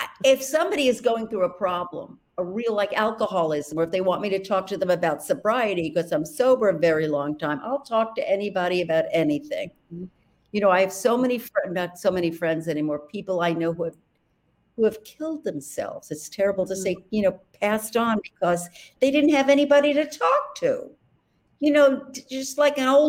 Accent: New York City, New York, United States; accent: Brooklyn; my accent, because it's from Brooklyn

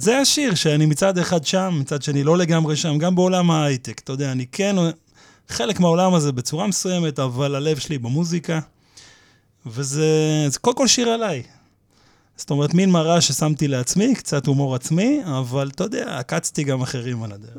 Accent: Petah Tikva, Central District, Israel; now in Kiryat Ono, Israel; השכונה של פעם, כאילו, שאני גדלתי אה. בפתח תקווה

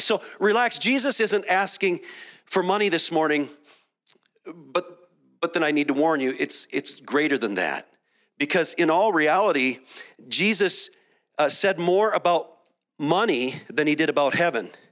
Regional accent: Minneapolis, Minnesota, United States; moved away; also born or lived in Dallas; I spent a decade in Dallas, and I grew up in Minneapolis

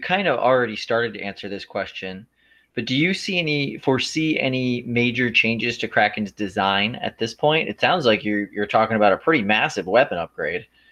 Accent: Clearwater, Florida, United States; I'm from Florida

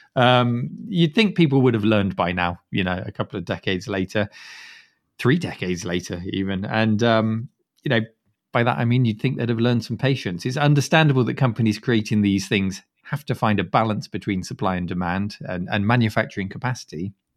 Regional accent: United Kingdom; as a Brit

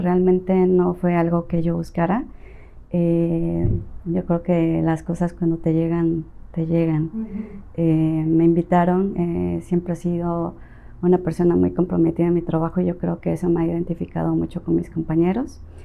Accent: Tabasco, Mexico; moved away; also born or lived in Las Choapas, Veracruz; yo soy originaria de Las Chopas, Veracruz. Crecí mucho tiempo en Tabasco

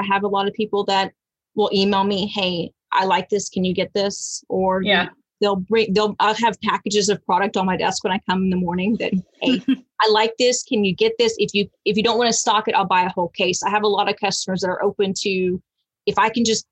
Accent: Fayetteville, Texas, United States; where I grew up in Fayetteville

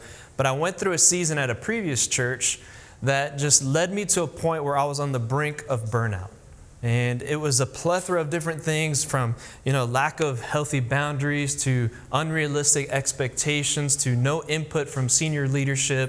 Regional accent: Miami, Florida, United States; moved away as an adult; also born or lived in Tennessee; now in Hendersonville, United States; I'm originally from Miami, Florida, born and raised

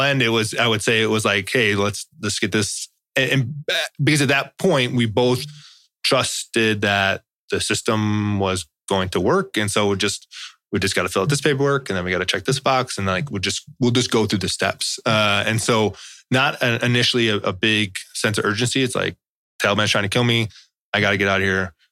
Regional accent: Chicago, Illinois, United States; I'm from Chicago

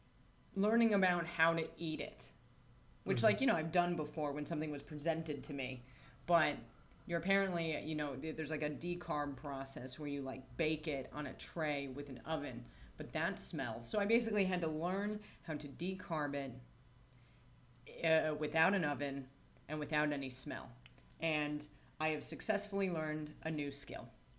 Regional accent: United States; moved away; I'm from America

